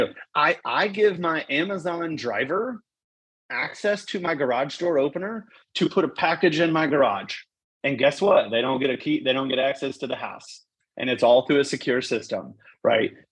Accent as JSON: {"language": "English", "town": "Corpus Christi", "region": "Texas", "country": "United States", "tie": "born or raised there", "said": "I grew up in South Texas, man. I grew up on the water, so shrimp, redfish"}